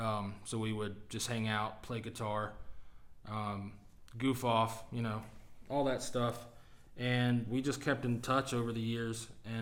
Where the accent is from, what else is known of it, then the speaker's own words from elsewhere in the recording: North Carolina, United States; moved away as an adult; also born or lived in Norfolk, Virginia; I'm originally from North Carolina.